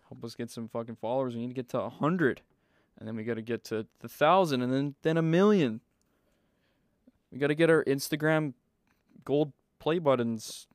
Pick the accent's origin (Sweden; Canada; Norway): Canada; Manitoba; we're from Manitoba